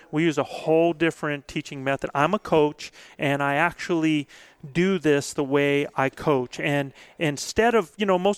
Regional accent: Albuquerque, New Mexico, United States; Uh, I'm from Albuquerque.

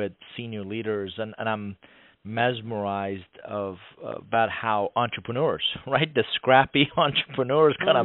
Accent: Atlanta, Georgia, United States; born or raised there; English is a second language; also born or lived in Iran / New York

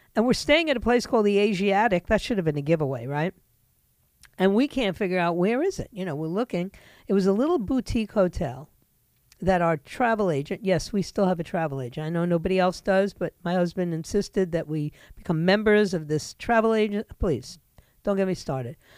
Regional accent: New York City, New York, United States; moved away as an adult; also born or lived in Vermont; now in South Florida, United States; I'd been born and raised in New York

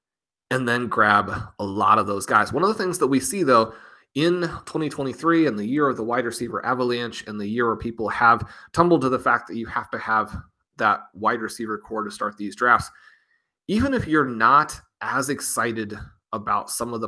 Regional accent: Kansas City, Missouri, United States; obviously I'm from Kansas City.

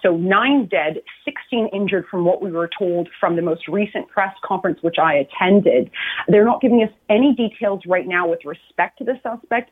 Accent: Canada; in my country

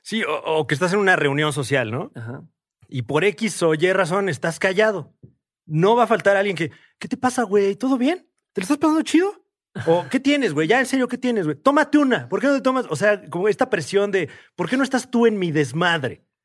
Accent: Mexico

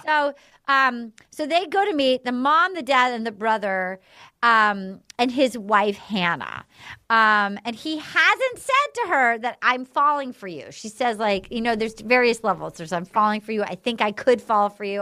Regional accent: Little Compton, Rhode Island, United States; from my hometown, like my, any dad from Little Compton, Rhode Island

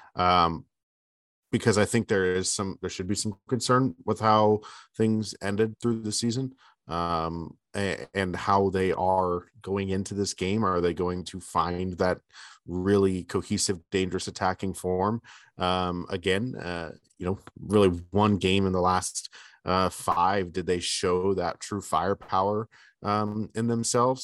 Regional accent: Bay Area, Northern California, United States; moved away; I grew up in the Bay Area, in Northern California, in the Bay Area

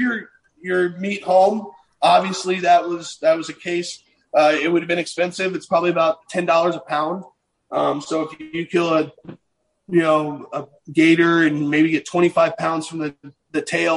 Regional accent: Virginia, United States; Growing up in Virginia, it's a lot of whitetail hunting

